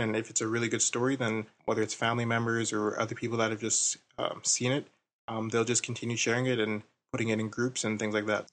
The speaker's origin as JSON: {"language": "English", "town": "Ottawa", "region": "Ontario", "country": "Canada", "said": "I'm from Ottawa as well"}